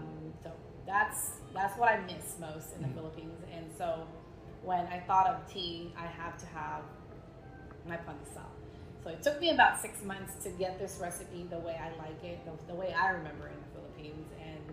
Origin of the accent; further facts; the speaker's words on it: Virginia Beach, Virginia, United States; I grew up in Virginia Beach. Lots of Filipinos there, especially now.